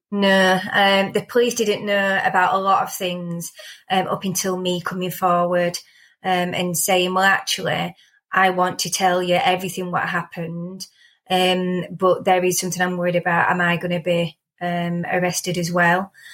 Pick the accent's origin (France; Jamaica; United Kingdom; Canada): United Kingdom; Rotherham, Yorkshire and the Humber; I grew up in Rotherham, um, about two and a half miles from town centre